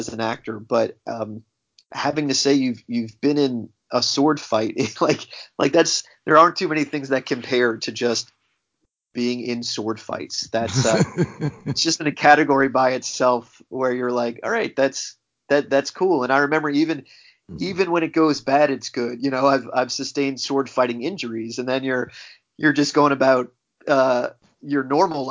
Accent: United States; as an American actor

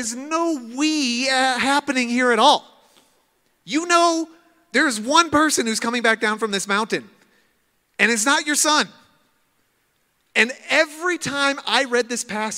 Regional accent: Midwest, United States; I'm from Midwest

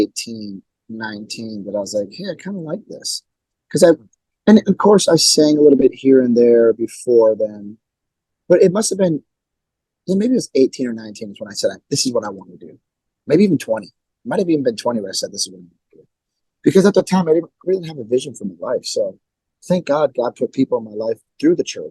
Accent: Milwaukee, Wisconsin, United States; born or raised there

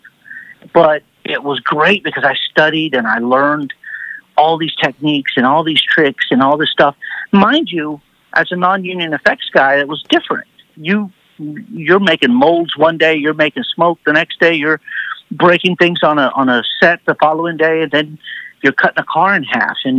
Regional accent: Huntsville, Texas, United States; moved away as an adult; now in Los Angeles, United States; I'm from Huntsville, so I'm outside. I'm 50, 60 miles north of Houston

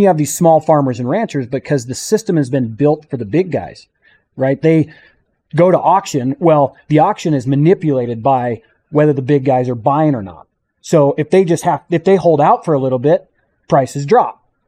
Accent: St. George, Utah, United States; I'm from Saint George, Utah

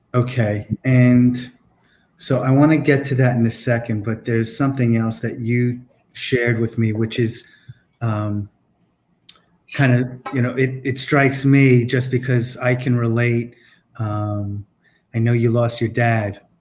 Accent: East Coast, United States; I'm from the East Coast

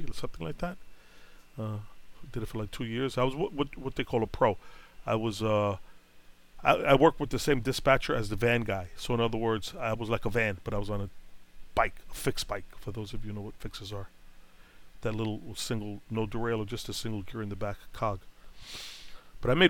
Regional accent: New York City, New York, United States; moved away; I'm born and bred in Brooklyn, so I know the pulse

